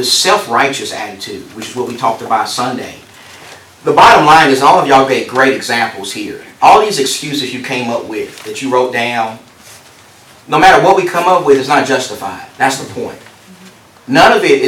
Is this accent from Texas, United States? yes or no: yes; Texas, United States; I come from Texas where that's death row capital right there